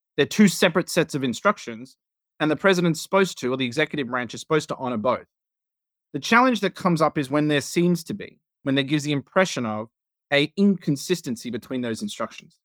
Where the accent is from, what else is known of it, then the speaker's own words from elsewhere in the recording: Australia; now in United States; as an Australian